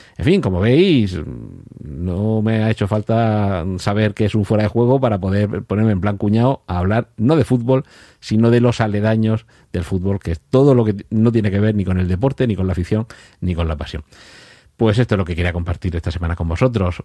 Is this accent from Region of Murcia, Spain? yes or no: yes; Murcia, Region of Murcia, Spain; soy de Murcia